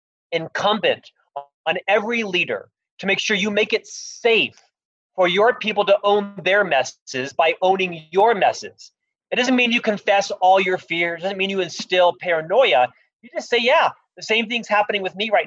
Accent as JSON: {"language": "English", "town": "Orlando", "region": "Florida", "country": "United States", "moved": "yes", "lives_now": "Salt Lake City, United States", "said": "I'm actually from Orlando, Florida, originally. I live here now in Salt Lake City"}